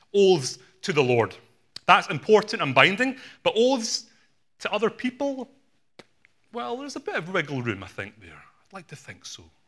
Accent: Glasgow, Scotland, United Kingdom; My parents are from Hong Kong. I was born in Glasgow in Scotland

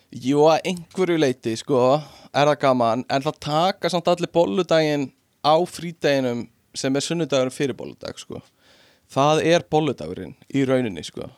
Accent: Iceland

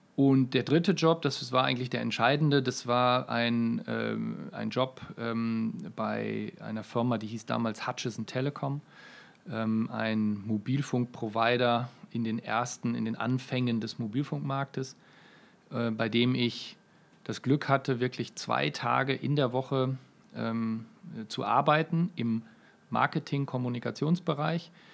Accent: Münster, North Rhine-Westphalia, Germany; Ich äh, komme aus Münster, ähm, eine mittelgroße Studentenstadt in Nordrhein-Westfalen, ungefähr 300.000 Einwohner. Äh, dort bin ich geboren und aufgewachsen

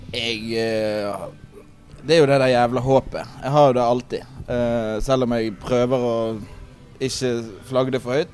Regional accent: Askøy, Vestland, Norway; Jeg er fra Askøy.

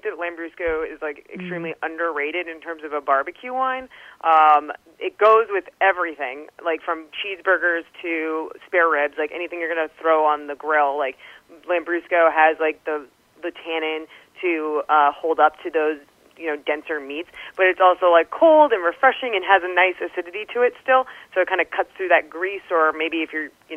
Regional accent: California, United States; I still love California wines. I can't help it. My home state

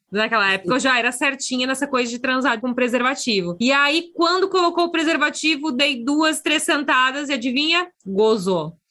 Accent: interior of Rio Grande do Sul, Brazil; eu cresci numa cidade que tem 20 e poucos mil habitantes no interior do Rio Grande do Sul

